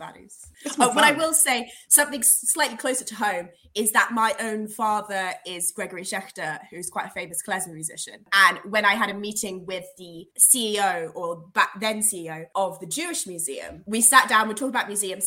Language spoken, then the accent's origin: English; London, United Kingdom; the hospital that I was born in Hammersmith